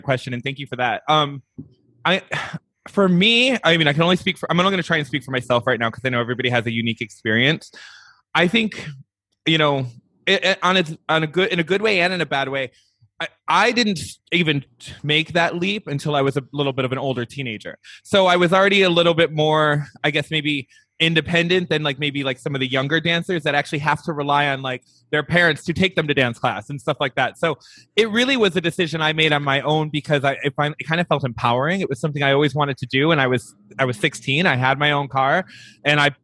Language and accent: English; right outside of Detroit, Michigan, United States; I grew up right outside of Detroit, Michigan. So total Midwestern boy